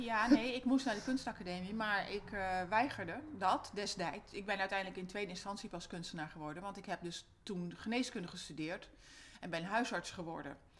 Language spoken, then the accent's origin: Dutch; Amsterdam, North Holland, Netherlands; moved away as an adult; also born or lived in Gorinchem; now in Amersfoort, Netherlands; ik ben een am-, geboren en getogen Amsterdammer